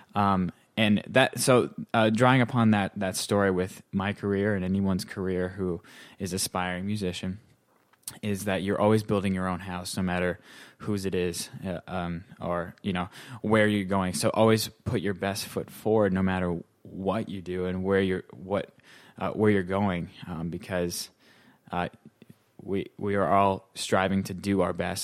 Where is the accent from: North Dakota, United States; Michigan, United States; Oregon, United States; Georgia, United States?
North Dakota, United States; moved away as an adult; also born or lived in Ohio; now in New York City, United States; I'm originally from North Dakota, um, so I grew up there.